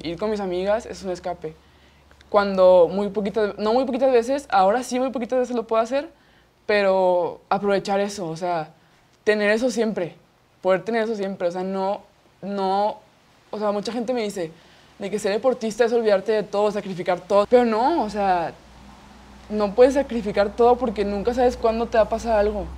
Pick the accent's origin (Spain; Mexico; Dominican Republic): Mexico; Monterrey, Nuevo León; yo nací aquí en Monterrey, Nuevo León